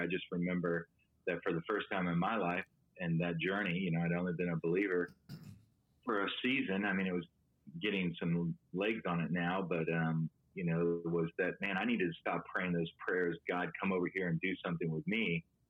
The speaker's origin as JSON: {"language": "English", "town": "Miami", "region": "Florida", "country": "United States", "also_born_or_lived": "Tallahassee, Florida", "moved": "yes", "lives_now": "Atlanta, United States", "said": "I'm originally from Miami, Florida, kind of raised Anglican Catholic, hear the gospel at the age of 20. My family had relocated from Miami to Tallahassee, Florida."}